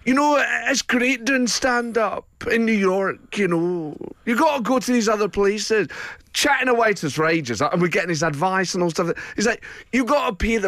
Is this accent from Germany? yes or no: no; England, United Kingdom; we're two comedians from England